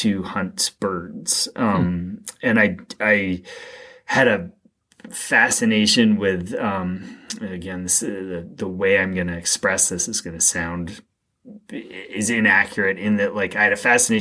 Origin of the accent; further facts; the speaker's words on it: Greater Boston, Massachusetts, United States; I grew up in a commuter, a fairly affluent town west of Boston